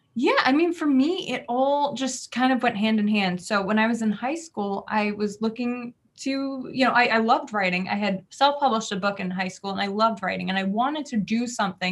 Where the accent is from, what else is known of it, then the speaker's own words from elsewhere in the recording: New Jersey, United States; I am from Jersey, where we're very fast paced